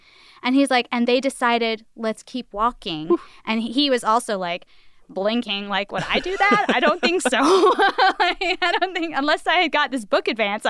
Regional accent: Georgia, United States; of course, I'm from Georgia where we rarely go under 30.

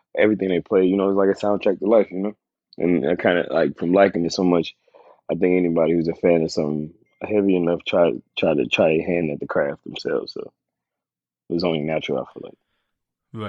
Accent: Tennessee, United States; I'm from I'm from Tennessee

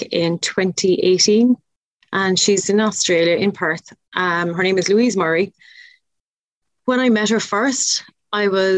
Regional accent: Ireland; accent: Irish; in my best Irish accent

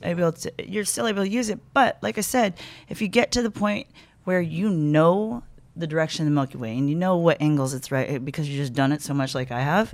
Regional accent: Sacramento, California, United States; moved away as an adult; also born or lived in Cayman Islands; now in Las Vegas, United States; I grew up in Sacramento, but I was born in the Cayman Islands

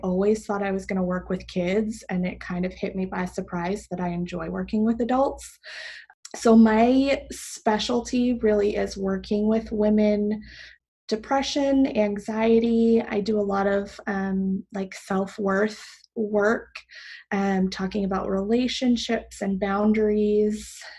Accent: Boston, Massachusetts, United States; moved away; I am originally from the Boston area. So I'm a New England girl at heart through and through.

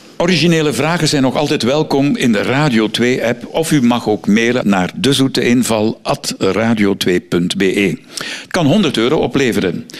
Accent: Flanders, Belgium; bij ons in Vlaanderen

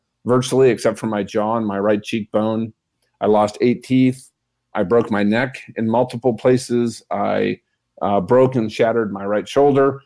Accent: Minnesota, United States; I'm from Minnesota

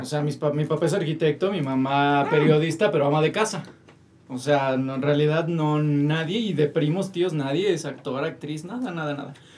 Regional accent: Toluca, State of Mexico, Mexico; also born or lived in Metepec / Tijuana; yo soy de Toluca.

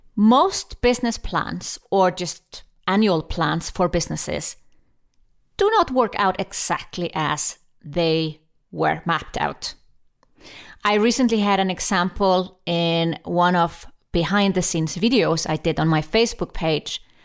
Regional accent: Iceland; I'm from Iceland

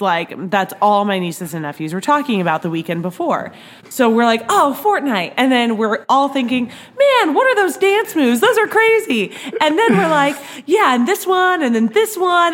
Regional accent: Nebraska, United States; now in Kansas City, United States; I grew up in Nebraska

